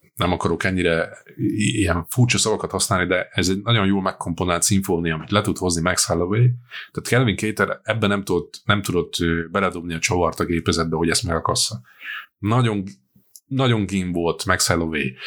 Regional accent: Győr, Győr-Moson-Sopron, Hungary; egy győri vagyok

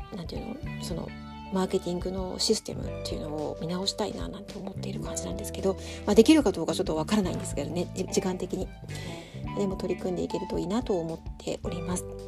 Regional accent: Tokyo, Japan; now in Sapporo, Japan; 私の実家も東京なので

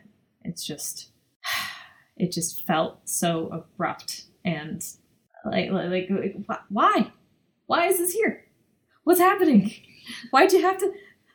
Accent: United States; I'm American

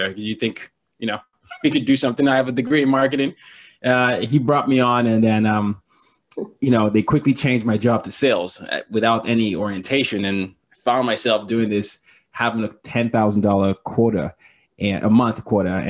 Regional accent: Lagos, Nigeria; now in New York City, United States; It reminded me of my my hometown of Lagos.

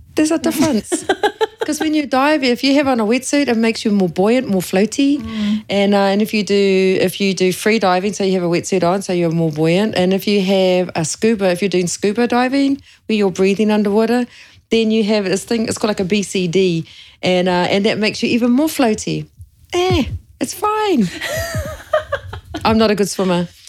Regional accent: Kawerau, Bay of Plenty, New Zealand; now in Papamoa, New Zealand; I'm Ngāti Awa e Ngāti Whakehe Moa, but I grew up in Kawerau.

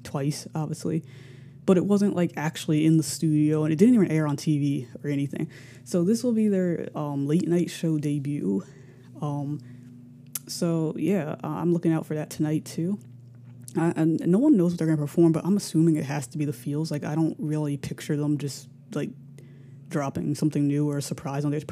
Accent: United States; I'm American

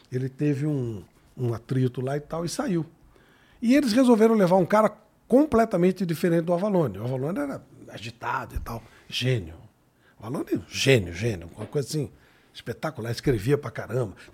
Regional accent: Ribeirão Preto, São Paulo, Brazil; eu sou de Ribeirão Preto

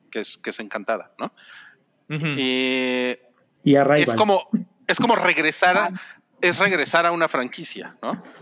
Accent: Mexico; Es que hoy es 15 de septiembre y como mexicanos tenemos que estar unidos

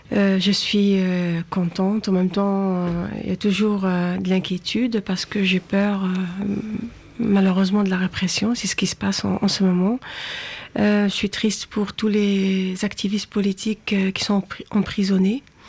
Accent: Algeria; moved away; j'ai grandi en Algérie

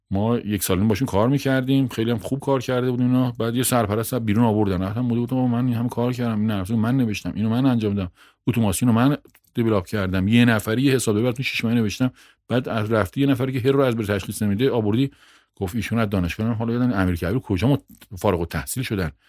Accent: Bahar, Hamadan Province, Iran; also born or lived in Ilam / Abdanan / Tehran; متولد تیر 56 م همدانی هم هستم بهار همدان شهری تقریبا 15 کیلومتری همدان و پدر و مادر از اهل اونجان من تو خودم توی پایگاه نوژه دنیا آمدم

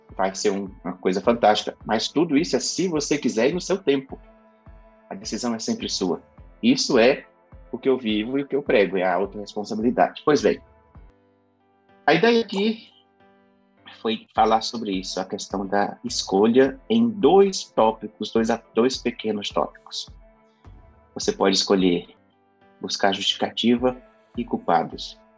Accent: Carolina, Maranhão, Brazil; moved away; eu nasci numa cidade que se chama Carolina, fica no sul do estado do Maranhão, em um bairro, no, talvez o mais pobre, talvez não, com certeza o mais pobre bairro dessa cidade. Foi onde eu cresci

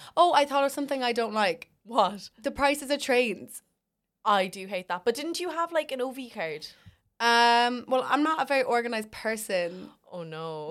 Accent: Ireland; We were the only Irish people there

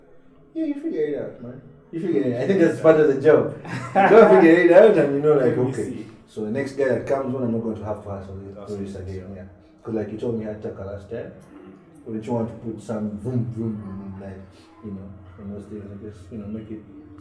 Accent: Kenya; Me, I'm Kenyan, so I do Swahili.

